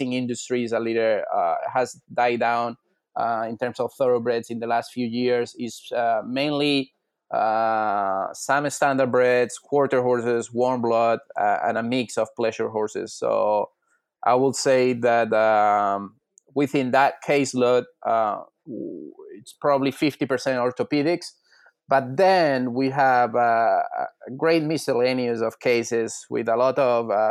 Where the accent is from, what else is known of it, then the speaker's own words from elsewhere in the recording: Spain; moved away as an adult; also born or lived in Pennsylvania, United States / Ohio, United States; now in Montreal, Canada; I'm originally from Spain, and I went to vet school there